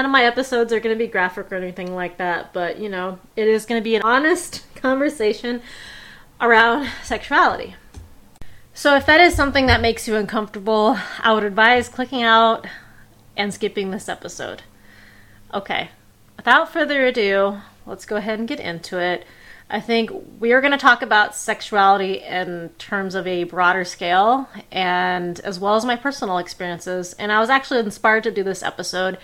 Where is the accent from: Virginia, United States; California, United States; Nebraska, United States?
California, United States; Bay Area; I was raised in the Bay Area